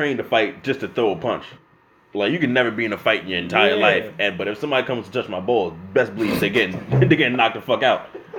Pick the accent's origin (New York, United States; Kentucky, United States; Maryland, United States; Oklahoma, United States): New York, United States; we got to let it be known that we're from New York.